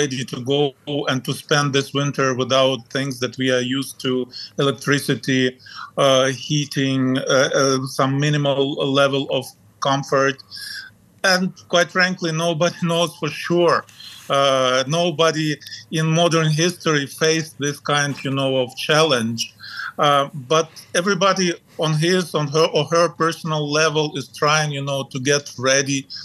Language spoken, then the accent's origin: English; Ukraine; we grew up in the Soviet Union